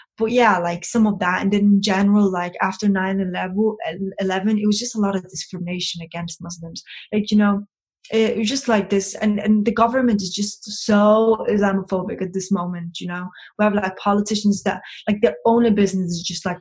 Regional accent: Copenhagen, Capital Region of Denmark, Denmark; I was brought up in Copenhagen. It's the capital of Denmark.

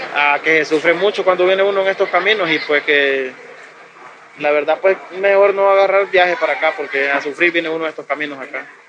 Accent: Honduras; moved away as an adult; desde el día que salí de mi casa allá de Honduras

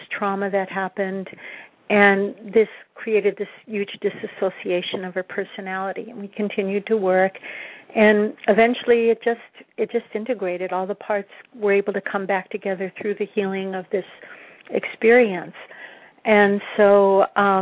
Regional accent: San Diego, California, United States; moved away; I grew up in San Diego, so it's always like coming home to go to San Diego

